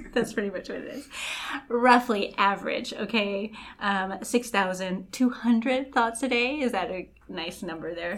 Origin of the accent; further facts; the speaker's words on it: Los Angeles, California, United States; I was born and raised in Los Angeles, but by raised by very Colombian uh, mother and grandparents